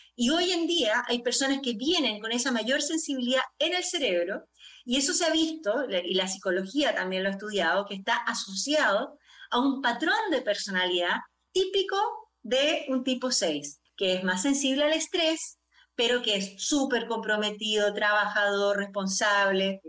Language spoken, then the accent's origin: Spanish; Chile; yo soy chilena de origen